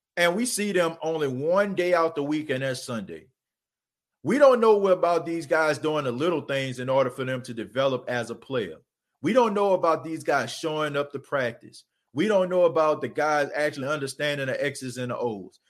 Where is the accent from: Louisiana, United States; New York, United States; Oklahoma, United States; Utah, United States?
Louisiana, United States; New Orleans; I was born and raised in New Orleans.